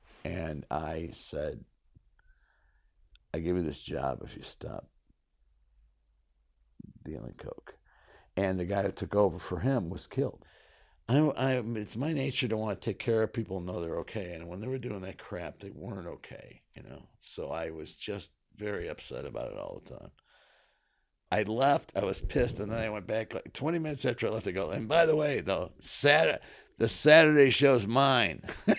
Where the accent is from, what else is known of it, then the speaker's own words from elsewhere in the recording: North Syracuse, New York, United States; also born or lived in Kingston, New York; I was born in Kingston, New York. My parents lived in Saugerties at the time. But when I was very young, we moved to Skinny Atlas, New York.